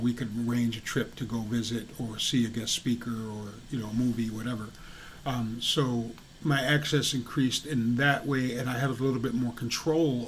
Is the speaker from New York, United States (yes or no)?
yes; New York, United States; moved away as an adult; now in Hadley, Massachusetts, United States; I grew up in New York, the city is only like 15, 20 minutes away.